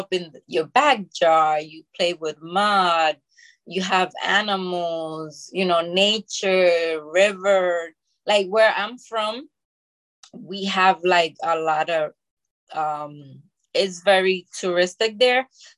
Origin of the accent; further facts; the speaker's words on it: Bronx, New York, United States; also born or lived in Dominican Republic; Yes, I was born in the Dominican Republic, and then I came to the Bronx when I was 11 years old. And I grew up in there with my parents.